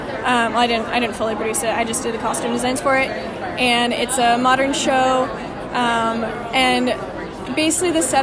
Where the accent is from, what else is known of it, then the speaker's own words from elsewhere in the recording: Colorado, United States; moved away as an adult; also born or lived in Texas; now in Waco, United States; I am from Colorado. But, you know, I've been in Texas for the past 3.5 years